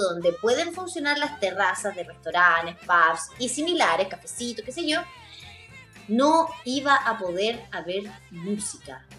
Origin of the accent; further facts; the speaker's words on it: Chile; todas las injusticias sociales que nosotros ah, hemos encontrado en nuestro país